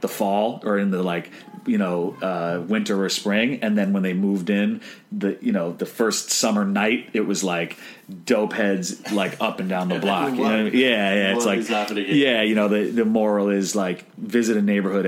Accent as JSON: {"language": "English", "town": "New York City", "region": "New York", "country": "United States", "tie": "born or raised there", "said": "I'm from New York, from the Upper West Side"}